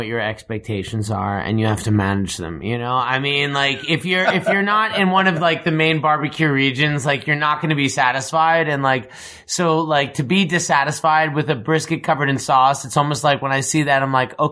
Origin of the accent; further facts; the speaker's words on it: Long Island, New York, United States; I'm a Jew from Long Island